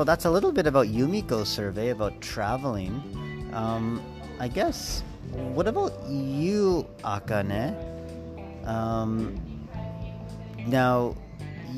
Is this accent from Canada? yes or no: yes; Saskatchewan, Canada; That's my hometown. Home province.